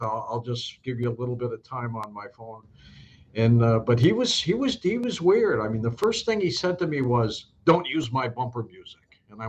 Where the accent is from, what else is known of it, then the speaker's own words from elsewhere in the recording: St. Louis, Missouri, United States; I hope everybody's well in my hometown of St. Louis.